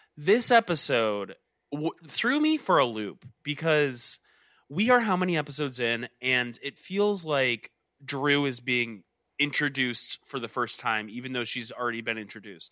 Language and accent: English; Georgia, United States; I'm from Georgia.